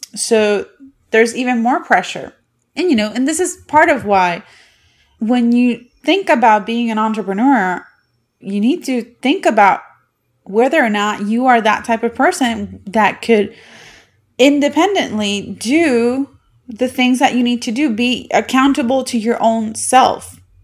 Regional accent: Puerto Rico; moved away as an adult; now in United States; I am from Puerto Rico, and I was born and bred there, and I only moved to the United States in two thousand eleven

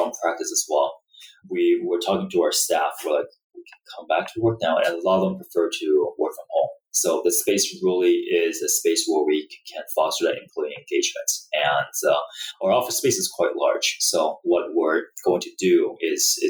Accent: Vancouver, British Columbia, Canada; I'm from Vancouver myself.

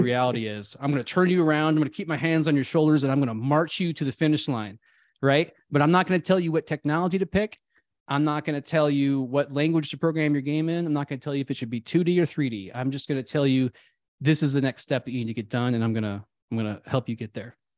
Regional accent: Midwest, United States; I grew up in the Midwest

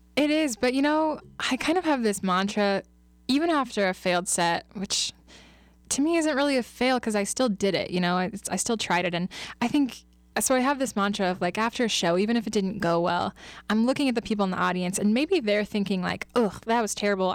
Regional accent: Kansas City, United States; moved away as an adult; now in Lincoln, United States; I'm originally from Kansas City, and I moved up here, um, to Lincoln, actually, after I graduated from K-State

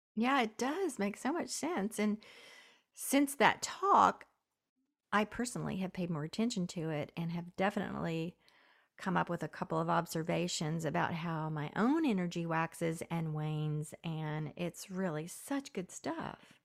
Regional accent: Southern Appalachia, United States; where I grew up in Southern Appalachia

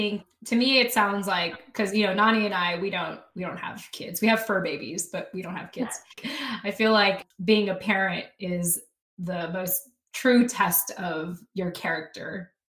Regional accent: Philippines; I always like to say that for as long as I'm Filipino, this project will exist.

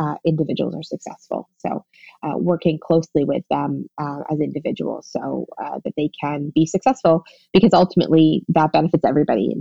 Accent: Toronto, Ontario, Canada; I was born and raised here in Toronto

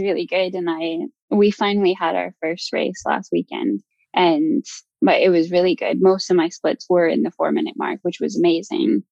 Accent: Alberta, Canada; moved away as an adult; also born or lived in London, United Kingdom; now in New Zealand; growing up in Alberta

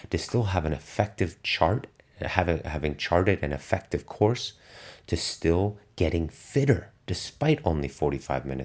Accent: Germany; English is a second language; athletes that I knew when I was growing up in Germany that be, went on to become elite performers now

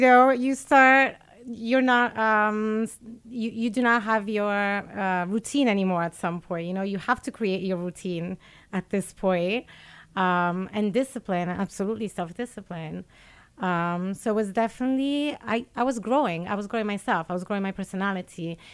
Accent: Italy; moved away as an adult; also born or lived in Geneva; I was born in Italy.

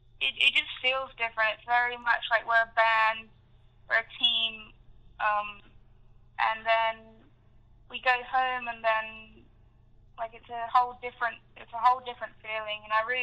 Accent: Indonesia; also born or lived in Africa; Well, I grew up in Africa and Indonesia, so I was always kind of immersed in, like, a low-income environment.

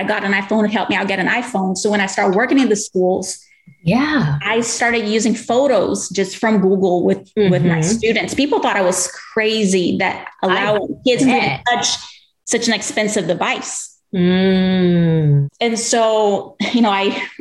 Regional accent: Brazil; English is a second language; moved away as an adult; now in Texas, United States; I'm originally from Brazil

